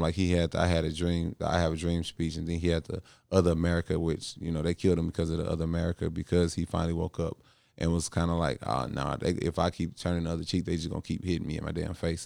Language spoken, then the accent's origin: English; St. Louis, Missouri, United States; moved away; from Saint Louis, my hometown